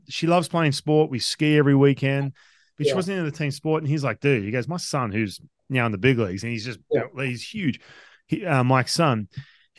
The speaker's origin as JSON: {"language": "English", "town": "Newcastle", "region": "New South Wales", "country": "Australia", "tie": "born or raised there", "also_born_or_lived": "Los Angeles", "moved": "as an adult", "lives_now": "United States", "said": "growing up in Newcastle, I played baseball."}